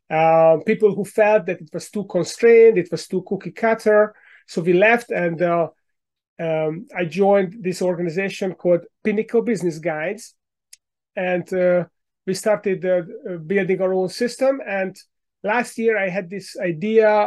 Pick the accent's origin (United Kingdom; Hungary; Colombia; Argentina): Hungary; English is a second language; now in United States; Uh, but my accent gives me away, so I moved here ten years ago from Hungary in Central Europe.